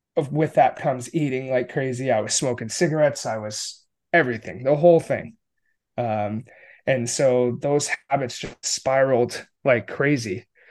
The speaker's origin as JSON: {"language": "English", "region": "upstate New York", "country": "United States", "tie": "born or raised there", "also_born_or_lived": "Connecticut", "said": "I grew up in rural upstate New York, um, with my family"}